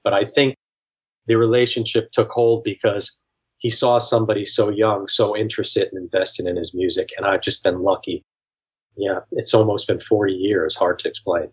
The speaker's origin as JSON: {"language": "English", "area": "outside of Albany", "region": "New York", "country": "United States", "tie": "born or raised there", "said": "growing up outside of Albany"}